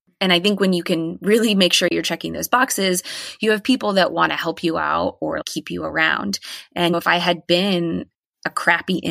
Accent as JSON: {"language": "English", "town": "Friendswood", "region": "Texas", "country": "United States", "tie": "born or raised there", "also_born_or_lived": "Austin, Texas", "moved": "as an adult", "said": "I felt very different in Friendswood"}